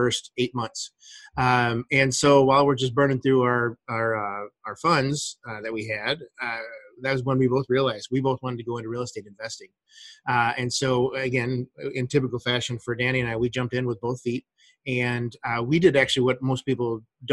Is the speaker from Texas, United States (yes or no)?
no; Ohio, United States; moved away; also born or lived in Phoenix, Arizona; this is where I was born and raised. I was born in Ohio, and so it was coming home for me